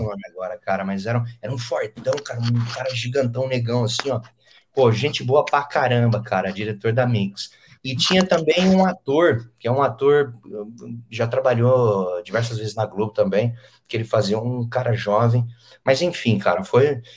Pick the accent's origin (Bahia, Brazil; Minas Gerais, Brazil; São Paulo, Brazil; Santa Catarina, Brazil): São Paulo, Brazil; Penápolis; moved away; eu sou de Penápolis, é de Rio Preto.